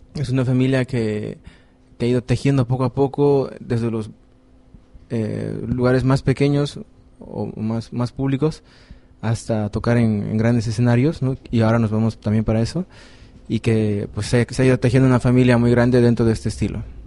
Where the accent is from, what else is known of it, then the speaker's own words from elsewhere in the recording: Bolivia; moved away; como yo vengo de Bolivia, entonces hacemos música de Bolivia